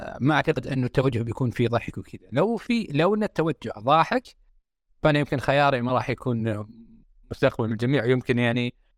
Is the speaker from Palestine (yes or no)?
no; Saudi Arabia; عندنا في السعوديه